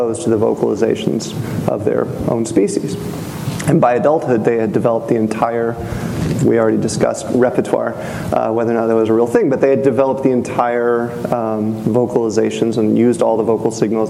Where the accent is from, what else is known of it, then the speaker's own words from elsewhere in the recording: North Carolina, United States; I'm from North Carolina